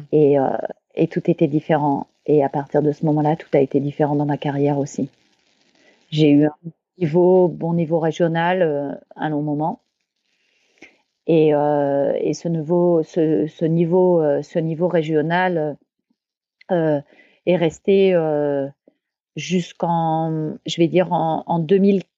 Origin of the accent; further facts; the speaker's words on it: Champagne-Ardenne, near Reims, Grand Est, France; also born or lived in Grenoble; je suis née à Grenoble, moi, mais très vite, nous sommes revenus en Champagne-Ardenne, où j'ai fait toute mon enfance, près de Reims